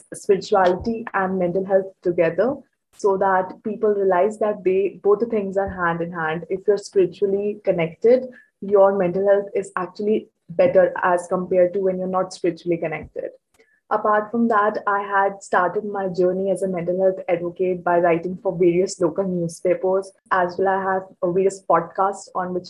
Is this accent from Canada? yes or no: no; Chandigarh, India; I'm from Chandigarh, India, and presently I'm in grade 12